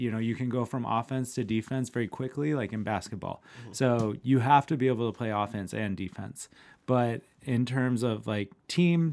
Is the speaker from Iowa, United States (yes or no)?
yes; Iowa City, Iowa, United States; And I'm from Iowa City, Iowa